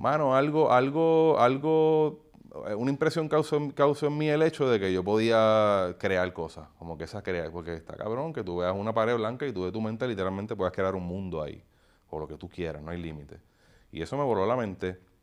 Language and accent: Spanish; Puerto Rico; era profeta en mi tierra